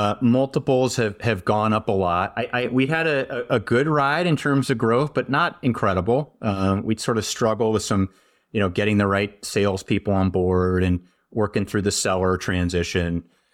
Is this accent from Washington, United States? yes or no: no; California, United States; now in Wisconsin, United States; hey, I'm from California. I moved out here from the Bay Area.